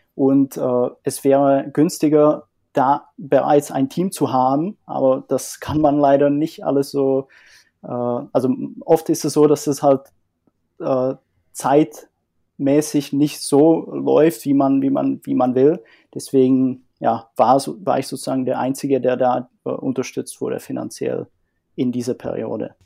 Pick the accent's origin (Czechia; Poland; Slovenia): Czechia; northern Czech Republic; moved away as an adult; also born or lived in Dresden, Germany; now in Germany; komme ursprünglich aus Tschechien und äh, lebe seit einigen Jahren in Deutschland